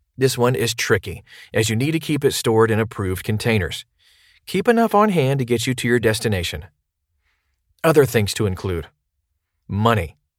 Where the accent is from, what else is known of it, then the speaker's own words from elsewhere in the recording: New Orleans, Louisiana, United States; my hometown of New Orleans